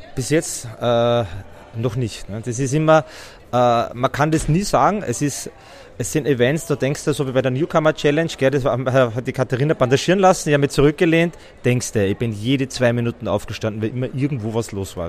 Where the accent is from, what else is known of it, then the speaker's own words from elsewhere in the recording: Styria, Austria; ich bin aus der Steiermark